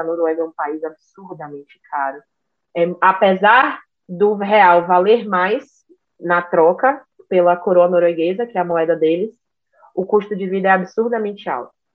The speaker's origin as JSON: {"language": "Portuguese", "region": "Bahia", "country": "Brazil", "moved": "as an adult", "said": "eu sou baiana"}